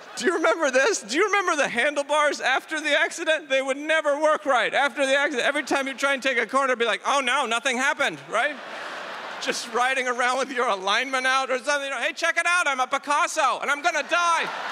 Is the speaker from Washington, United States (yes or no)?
no; Idaho, United States; now in New York City, United States; I'm from Idaho